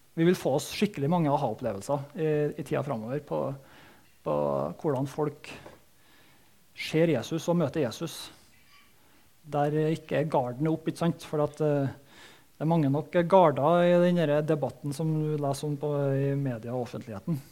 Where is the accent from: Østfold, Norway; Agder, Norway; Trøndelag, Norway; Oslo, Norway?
Trøndelag, Norway; Soknedal; Jeg vokste opp i Soknedalen